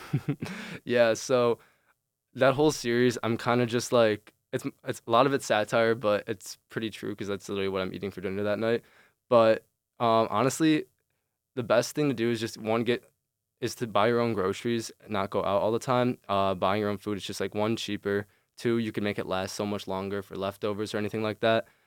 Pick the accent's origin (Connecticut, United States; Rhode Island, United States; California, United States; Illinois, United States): Illinois, United States; Chicago; moved away as an adult; now in East Lansing, United States; I'm originally from Chicago.